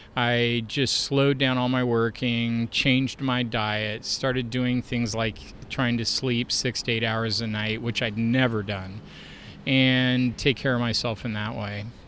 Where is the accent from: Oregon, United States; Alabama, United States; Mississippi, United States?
Oregon, United States; Portland; moved away as an adult; also born or lived in Kansas; I grew up here in Portland